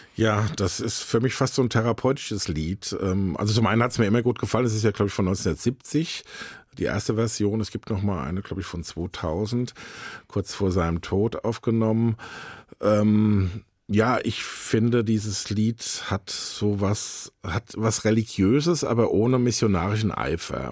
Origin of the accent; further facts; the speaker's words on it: Eltville, Hesse, Germany; Ich bin Rheingauer, ich bin da tatsächlich in Eltville geboren, im Krankenhaus, was es nicht mehr gibt